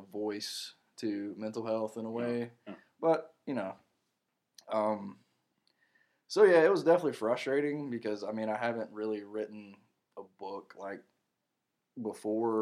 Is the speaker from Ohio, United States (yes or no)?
no; Morganton, North Carolina, United States; my hometown of Morganton, where the Broughton State Hospital is